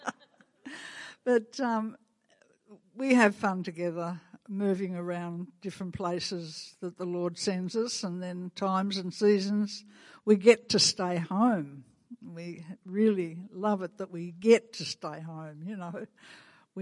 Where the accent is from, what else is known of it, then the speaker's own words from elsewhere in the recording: Australia; accent: Australian; my Canadian accent, not my Australian accent